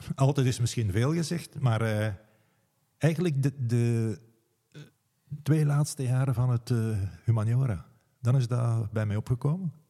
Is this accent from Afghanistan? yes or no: no; Meensel-Kiezegem, Flanders, Belgium; also born or lived in Leuven; now in Diest, Belgium; Ik kom van Meenselkiezingen, nu deelgemeente van Tiltwingen